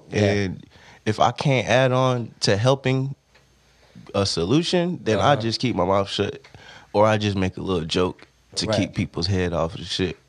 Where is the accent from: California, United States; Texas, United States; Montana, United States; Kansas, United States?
California, United States; Stockton; I'm from everywhere, but I grew up in Stockton.